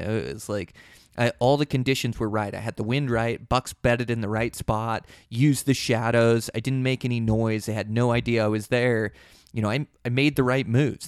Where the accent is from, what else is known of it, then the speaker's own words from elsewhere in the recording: Pacific Northwest, United States; I was born and raised in the Pacific Northwest